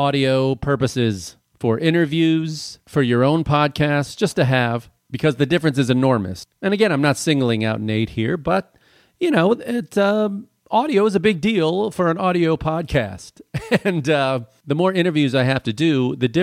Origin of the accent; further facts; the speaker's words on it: Chicago, Illinois, United States; I'm from Chicago